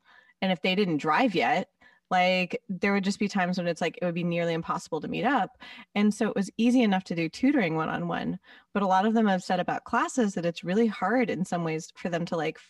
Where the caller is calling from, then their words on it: West Hollywood, California, United States; I am calling from West Hollywood.